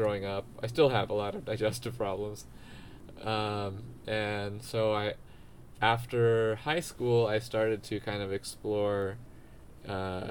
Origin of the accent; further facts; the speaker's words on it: Diamond Bar, California, United States; I grew up here in Southern California in the suburbs in a city called Diamond Bar